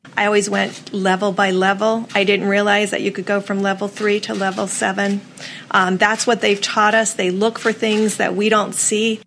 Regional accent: Hawaii, United States; here in my home state

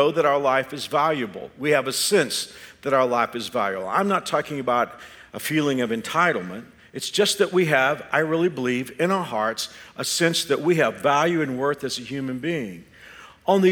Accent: Texas, United States; now in Kansas, United States; I am a Texan by the grace of God

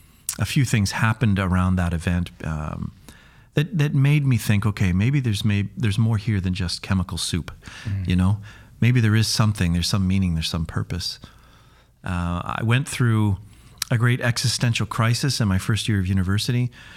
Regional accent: Kamloops, British Columbia, Canada; also born or lived in Duncan; I was born in Vancouver Island, a little place called Duncan, and grew up in the interior in Kamloops.

